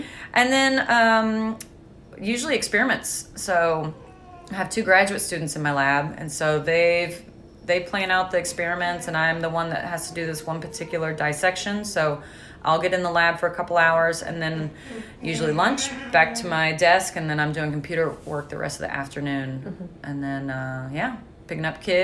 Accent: Clarksville, Indiana, United States; I grew up in Clarksville, Indiana. So just across the river from Louisville

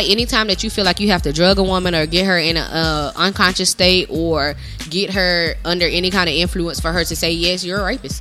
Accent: Augusta, Georgia, United States

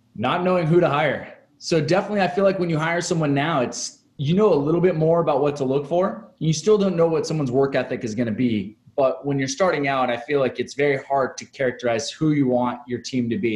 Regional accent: Seattle, Washington, United States; also born or lived in Chicago; now in San Diego, United States; I'm originally from Seattle

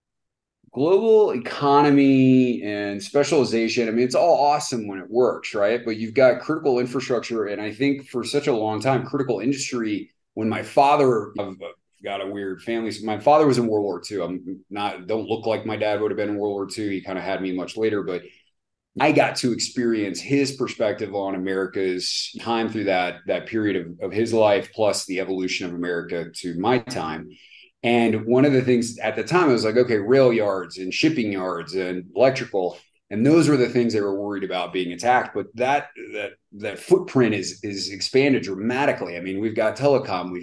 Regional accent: United States; I'm American

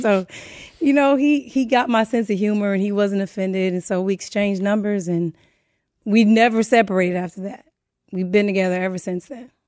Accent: Inglewood, California, United States; also born or lived in Saint Louis, Missouri / Pomona / West Covina; I was raised in Inglewood for the most part

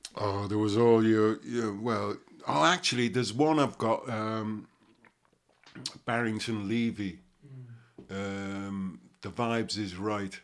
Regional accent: Liverpool, North West England, United Kingdom; growing up in Liverpool

